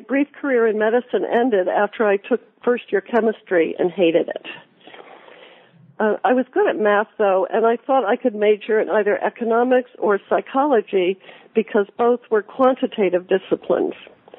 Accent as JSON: {"language": "English", "town": "Hartford", "region": "Connecticut", "country": "United States", "tie": "born or raised there", "said": "I was born in Hartford, Connecticut, and I grew up in the Hartford area."}